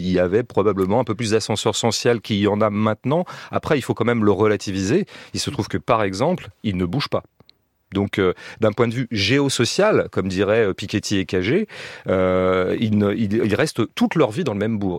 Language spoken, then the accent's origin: French; Pays de la Loire, France; ces régions dont je viens, les régions de l'Ouest, des Pays de Loire